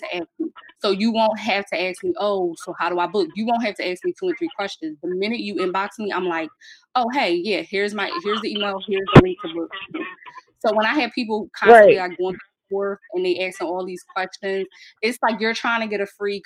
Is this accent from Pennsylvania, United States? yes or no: yes; Philadelphia, Pennsylvania, United States; I was born and raised in North Philly.